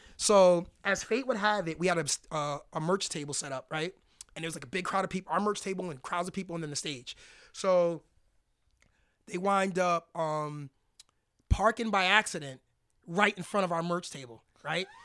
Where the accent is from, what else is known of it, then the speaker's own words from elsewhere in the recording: New York, United States; moved away; we're from Harlem, New York originally